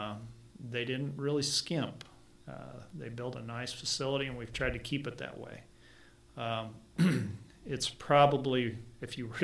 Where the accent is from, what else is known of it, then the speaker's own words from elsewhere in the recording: Kingman, Kansas, United States; moved away as an adult; also born or lived in Iowa / Idaho / North Dakota; I grew up down in Kingman, Kansas, which is south central Kansas